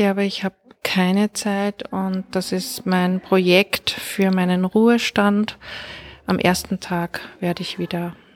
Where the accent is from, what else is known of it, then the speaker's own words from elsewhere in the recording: Linz, Upper Austria, Austria; in Linz in Oberösterreich, gilt für beides, geboren und immer dort gelebt und auch nach wie vor.